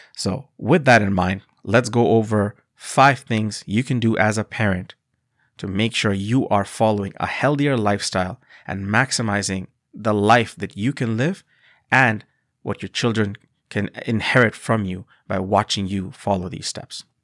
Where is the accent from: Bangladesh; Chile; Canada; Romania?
Bangladesh; moved away; I come from a country called Bangladesh